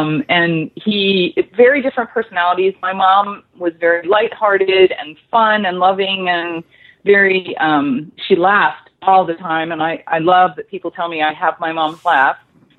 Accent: Clarks Summit, Pennsylvania, United States; I grew up in a real small town outside of that called Clark Summit. So I had a very active outdoor life. It was a, more of a farming country and coal mining town.

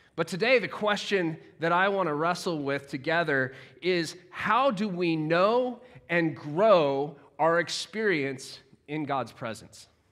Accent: United States; now in Sheffield, United Kingdom; as an American

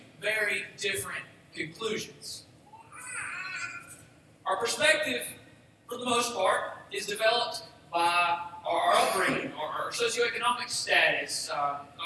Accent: Boaz, Alabama, United States; now in Gold Springs, United States; I'm from Boaz, Alabama, originally. I live in Gold Springs now.

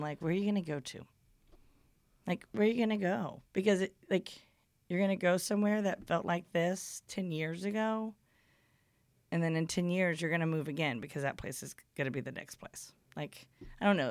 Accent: Houston, Texas, United States; moved away as an adult; also born or lived in Beaumont, Texas; now in Austin, United States; I'm from Houston originally

